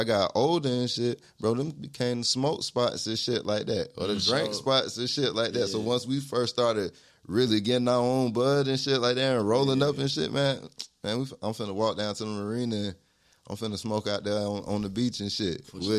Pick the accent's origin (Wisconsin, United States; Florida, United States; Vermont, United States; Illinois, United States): Florida, United States; So I grew up, I grew up in Florida